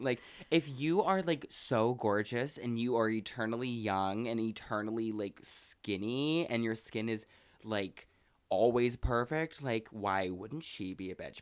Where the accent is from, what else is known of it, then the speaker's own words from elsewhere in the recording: Pacific Northwest, United States; moved away; my hometown is from, you know, the Pacific Northwest